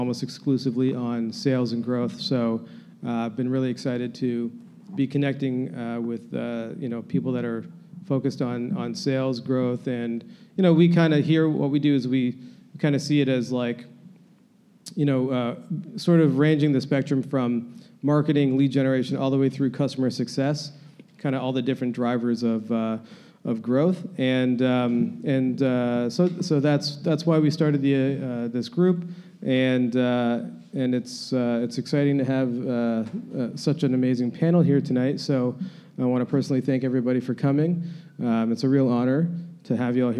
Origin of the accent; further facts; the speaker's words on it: Toronto, Ontario, Canada; I run here in my hometown of Toronto, Canada